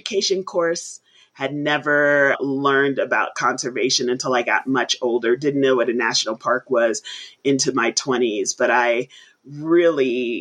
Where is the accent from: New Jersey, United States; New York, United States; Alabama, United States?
New York, United States; New York City; I grew up in the Bronx in New York City